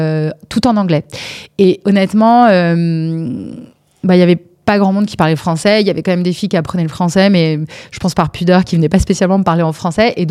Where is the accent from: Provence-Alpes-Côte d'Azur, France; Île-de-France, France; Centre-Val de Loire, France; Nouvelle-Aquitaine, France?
Nouvelle-Aquitaine, France; Bordeaux; also born or lived in Paris; Moi, je suis bordelaise. Ok. et peut-être Paris, c'est la ville où j'ai vécu le plus longtemps, on va dire.